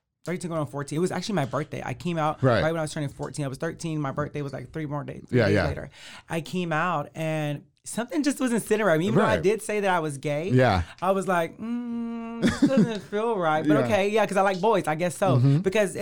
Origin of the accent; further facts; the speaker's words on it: Waco, Texas, United States; moved away as an adult; now in Austin, United States; I'm from South Waco. South Waco, yeah. Born and raised.